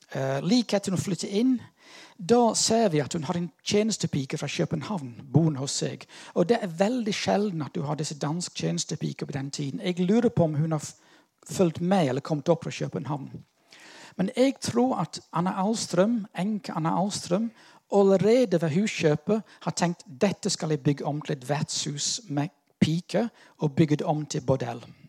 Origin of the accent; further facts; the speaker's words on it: United Kingdom; now in Norway; jeg er litt sånn ambivalent her, som brite